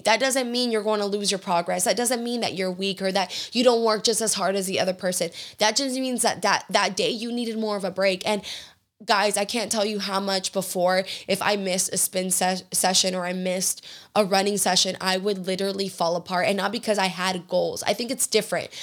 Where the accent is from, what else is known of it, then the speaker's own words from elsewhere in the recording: Georgia, United States; now in Houston, United States; I grew up in Georgia with, eh, with Southern hospitality